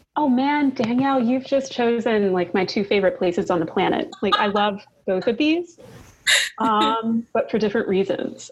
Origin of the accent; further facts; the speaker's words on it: Kentucky, United States; I'm from Kentucky